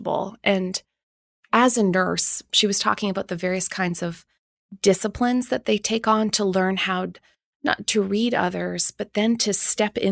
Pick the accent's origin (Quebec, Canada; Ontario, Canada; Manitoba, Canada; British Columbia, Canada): Manitoba, Canada; Winnipeg; also born or lived in England; I grew up in Winnipeg